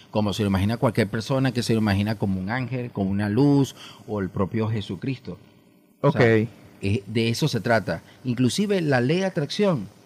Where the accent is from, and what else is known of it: Caracas, Capital District, Venezuela; now in Falcón, Venezuela